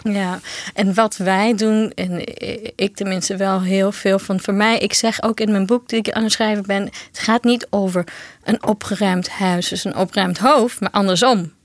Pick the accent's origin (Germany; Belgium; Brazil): Brazil; Dutch is a second language; now in Netherlands; Ik kom zelf uit Brazilië